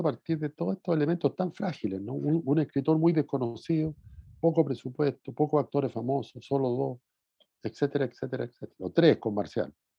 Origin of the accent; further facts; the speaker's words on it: Talcahuano, Biobío, Chile; also born or lived in Curicó; Yo vivía en Talcahuano